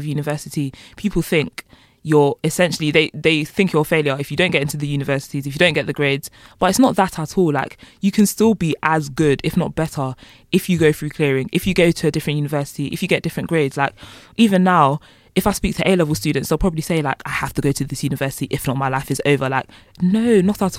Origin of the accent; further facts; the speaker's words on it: London, United Kingdom; moved away as an adult; now in Bournemouth, United Kingdom; I'm from Walthamstow, which is literally East London